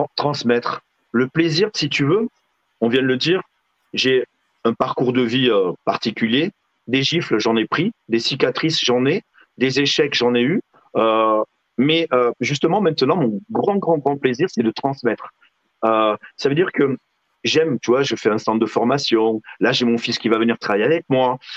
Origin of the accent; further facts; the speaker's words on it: Figeac, Occitania, France; je viens de Figeac